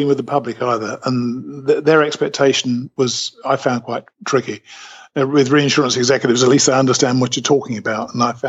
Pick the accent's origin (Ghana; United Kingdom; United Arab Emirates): United Kingdom; accent: British; moved away as an adult; now in Alabama, United States; I came out to the U.S. in 2005.